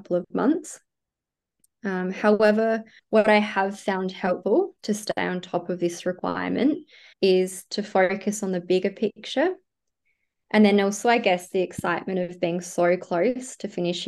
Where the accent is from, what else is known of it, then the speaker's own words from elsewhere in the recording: South Australia, Australia; moved away as an adult; now in Sydney, Australia; I am originally from South Australia and I moved to Sydney about 5 years